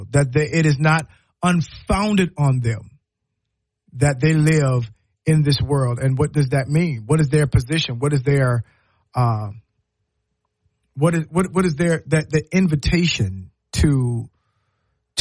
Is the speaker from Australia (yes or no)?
no; Low Country, South Carolina, United States; now in Alabama, United States; I'm from the Low Country